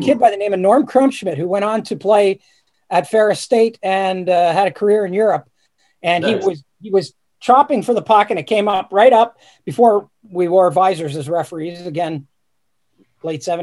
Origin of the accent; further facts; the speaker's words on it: Sudbury, Ontario, Canada; I grew up in Sudbury, and we used to actually play our games outdoors